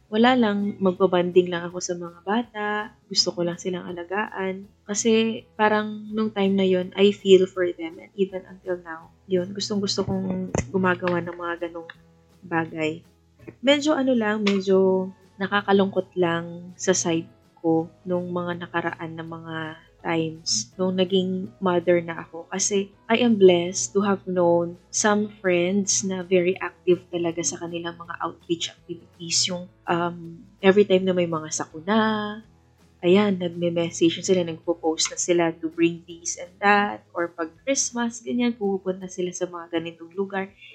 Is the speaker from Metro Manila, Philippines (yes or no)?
no; Iloilo City, Western Visayas, Philippines; also born or lived in Baguio; dito sa hometown ko, dito sa Iloilo